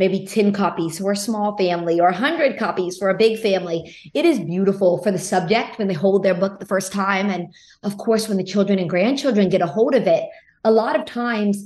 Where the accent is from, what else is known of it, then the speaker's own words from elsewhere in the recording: Lafayette, Louisiana, United States; I grew up in Lafayette, Louisiana. So that is in the heart of Cajun country.